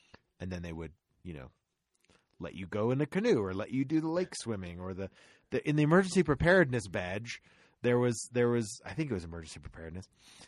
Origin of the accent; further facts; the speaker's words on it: Florida, United States; I grew up in Florida.